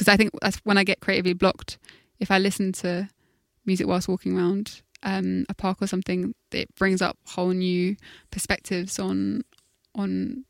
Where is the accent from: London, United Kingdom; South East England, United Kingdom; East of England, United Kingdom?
London, United Kingdom; I think when I grew up in South London, we didn't have a tube